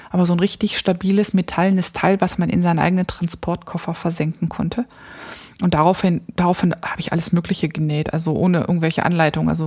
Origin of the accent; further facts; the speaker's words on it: North Rhine-Westphalia, Germany; Ich bin nämlich da, ich komme ja da aus der Ecke vom Niederrhein